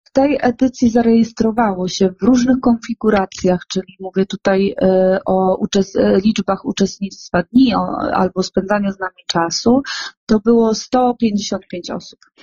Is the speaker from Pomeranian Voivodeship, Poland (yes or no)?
no; Świętokrzyskie Voivodeship, Poland; my jesteśmy ze Świętokrzyskiego